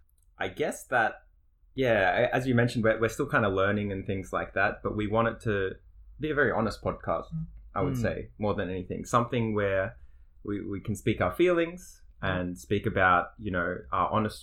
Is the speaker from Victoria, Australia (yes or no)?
yes; Melbourne, Victoria, Australia; So we're from Melbourne, Australia. Is where we're from